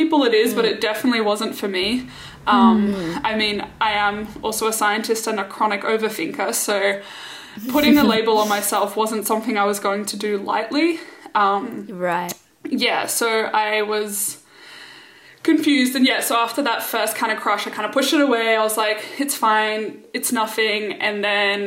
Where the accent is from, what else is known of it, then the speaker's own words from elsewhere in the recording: Singapore; I grew up in Singapore with Rochelle